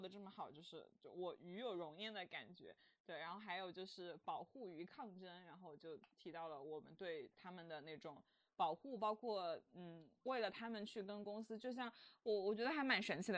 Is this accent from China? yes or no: yes; China; 我们中国人